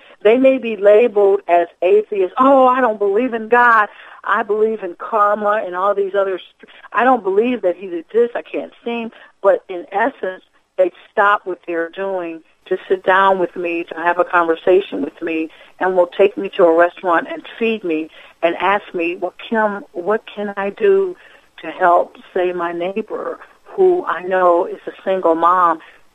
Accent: Ohio, United States; moved away; also born or lived in Detroit, Michigan; I was born in Detroit, raised in Ohio

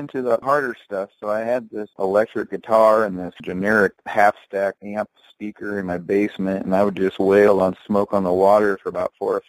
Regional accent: Delavan, Illinois, United States; now in Chicago, United States; I grew up in Delavan, Illinois, population 2,000 back then, population 1,700 now. We've dropped a few hundred people in the last 20 years. It's a small town in central Illinois, kind of right in between Chicago and St. Louis.

